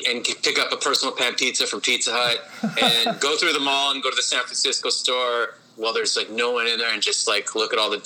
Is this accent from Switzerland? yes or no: no; Winnipeg, Manitoba, Canada; I grew up in St. Patel